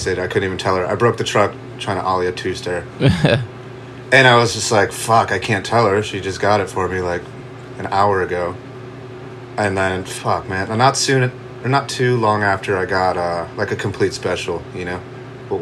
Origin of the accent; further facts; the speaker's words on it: Buffalo, New York, United States; moved away as an adult; also born or lived in Charleston, South Carolina; I moved from Buffalo when I was like 19